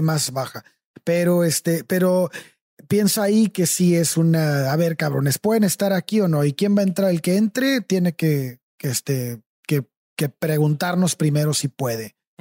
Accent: Mexico

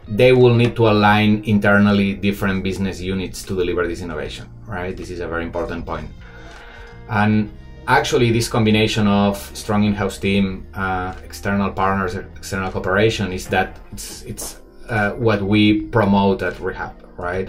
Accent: Barcelona, Catalonia, Spain; moved away as an adult; now in Shanghai, China; I'm obviously not Chinese, I'm from Barcelona, but I've been living 12 years uh, in Shanghai

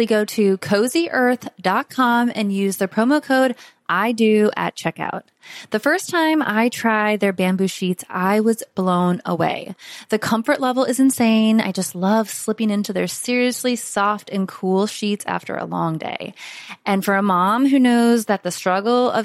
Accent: Florida, United States; accent: Southern; Was born and raised in Florida

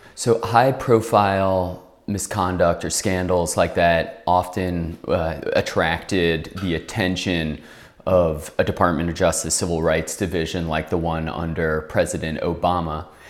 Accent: New Orleans, Louisiana, United States; moved away as an adult; also born or lived in Washington, D.C.; I'm from New Orleans, love New Orleans

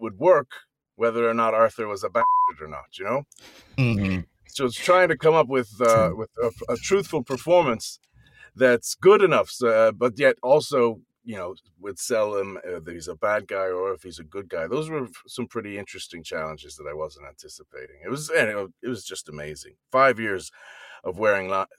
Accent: Ireland; also born or lived in New Jersey, United States / London, United Kingdom; now in New York, United States; I was born in New Jersey, but I grew up in Ireland

